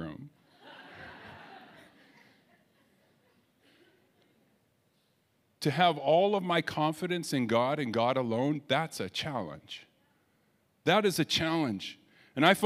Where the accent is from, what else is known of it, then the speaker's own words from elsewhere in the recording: Canada; we're Canadian